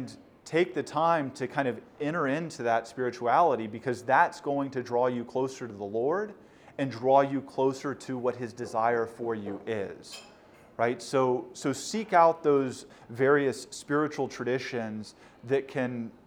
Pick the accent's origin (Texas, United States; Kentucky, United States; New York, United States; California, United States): Texas, United States; Houston; moved away as an adult; now in Baltimore, United States; I'm from Houston